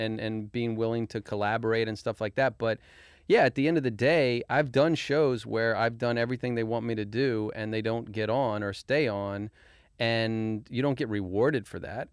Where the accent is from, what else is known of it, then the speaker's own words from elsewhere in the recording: Arlington, Virginia, United States; Arlington, Virginia.